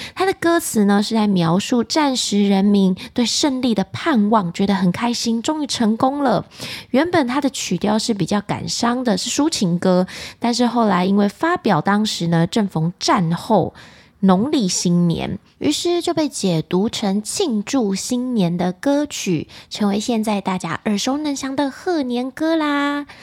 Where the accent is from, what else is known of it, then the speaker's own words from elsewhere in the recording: Taiwan; 我们台湾人呢，在过年的时候会吃的团圆菜